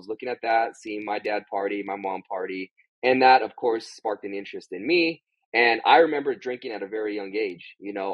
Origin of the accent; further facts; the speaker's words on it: San Bernardino, California, United States; also born or lived in Riverside County, California; I grew up in Southern California, the Inland Empire. I was born in San Bernardino, California